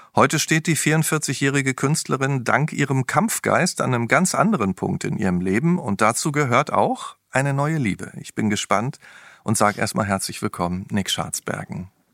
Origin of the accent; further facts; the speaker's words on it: Ruhr area, North Rhine-Westphalia, Germany; Ich komme übrigens auch aus dem Ruhrgebiet.